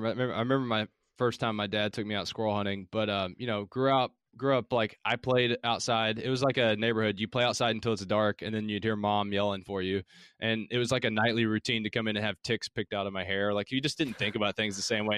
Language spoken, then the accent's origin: English; Middlesboro, Kentucky, United States; accent: Southern; also born or lived in Harlan County, Kentucky; now in Louisville, United States; I grew up, I'm from Kentucky, and I grew up in Appalachia down in southeastern Kentucky. It's in the Cumberland Gap, so I was born in Harlan County, grew up in Bell County, it's Middlesbrough was the city